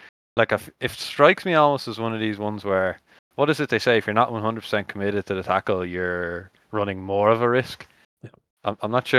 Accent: Leinster, Ireland; Albeit I'm from Leinster

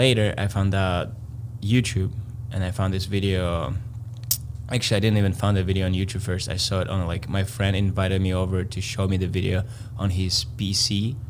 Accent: Latvia; English is a second language; moved away; I'm from Latvia, Eastern Europe.

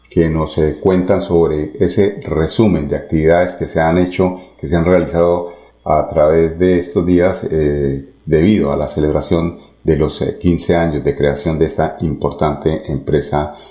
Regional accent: Colombia; somos muchos los colombianos, porque esta es una vía que inclusive nos lleva a la costa.

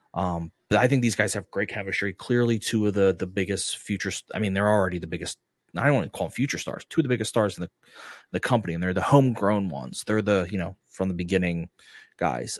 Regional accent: United States; I'm an American

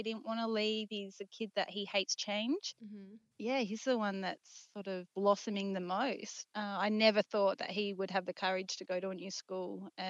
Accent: South Australia, Australia; I'm from South Australia

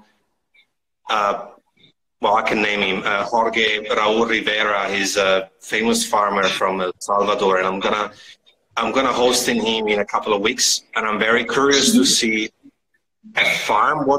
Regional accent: Italy; now in Australia; I'm from Italy originally

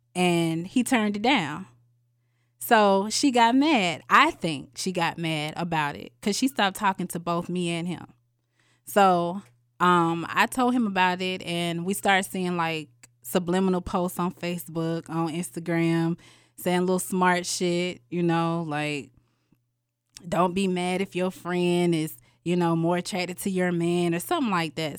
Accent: Atlanta, Georgia, United States; I am from Atlanta, Georgia

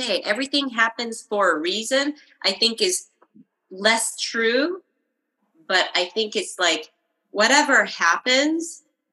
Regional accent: Japan; I grew up in Japan

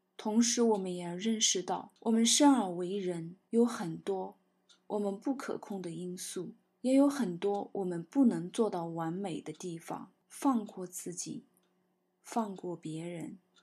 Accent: China; 我们中国人常说的慈悲

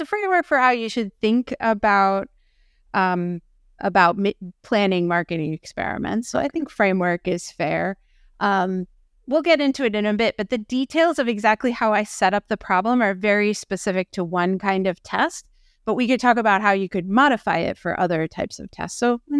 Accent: Philadelphia, Pennsylvania, United States; As a Philadelphian

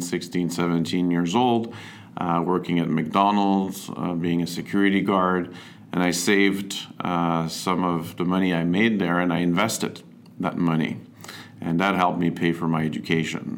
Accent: Montreal, Quebec, Canada; I'm originally from Montreal. Uh, grew up here, went to school in French uh, in Montreal.

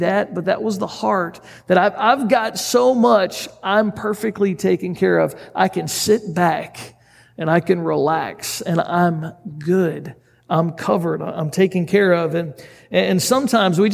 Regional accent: United States; us as an American group of people

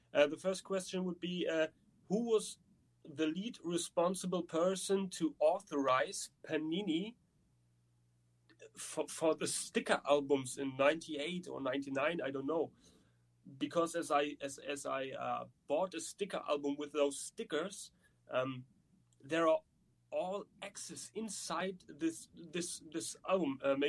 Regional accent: Germany; English is a second language; Because I'm from Germany and I'm not the guy who has to know which city is in which state and the languages and so on.

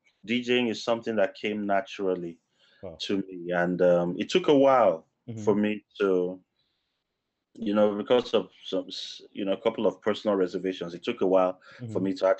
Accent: Northern Nigeria, Nigeria; moved away; Grew up in the northern part of Nigeria.

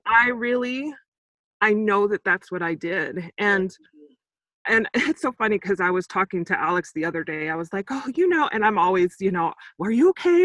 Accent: Saint Croix, U.S. Virgin Islands; also born or lived in Sacramento, California, United States; now in United States; I'm actually originally from the Virgin Islands, on um, the island of Saint Croix

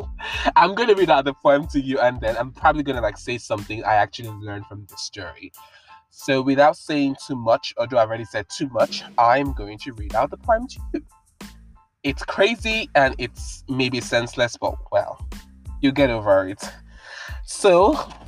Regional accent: Nigeria; I'm from Nigeria

